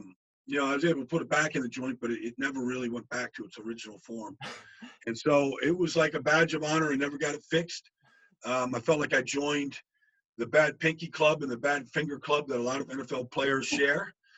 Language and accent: English; Pittsburgh, Pennsylvania, United States; I'm from Pittsburgh.